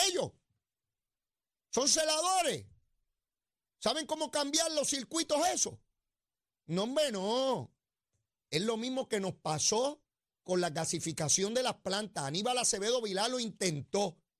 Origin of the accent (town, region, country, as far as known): Puerto Rico